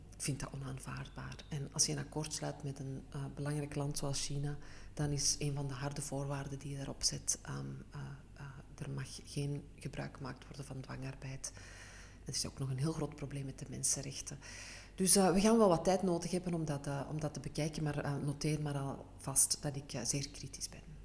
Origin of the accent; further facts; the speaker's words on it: Antwerp, Flanders, Belgium; Ik ben een echte Antwerpse.